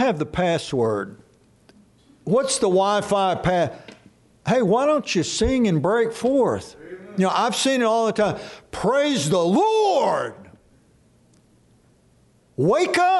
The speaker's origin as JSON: {"language": "English", "town": "Dallas", "region": "Texas", "country": "United States", "tie": "born or raised there", "said": "when I grew up in Dallas Metroplex, sports was our God"}